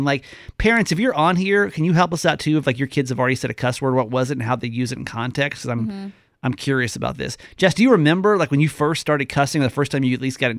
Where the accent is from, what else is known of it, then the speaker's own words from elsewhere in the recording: the South, United States; accent: Southern; my little Southern accent.